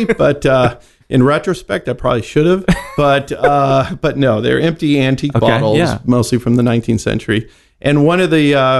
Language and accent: English; San Jose, California, United States; I'm a native Northern Californian.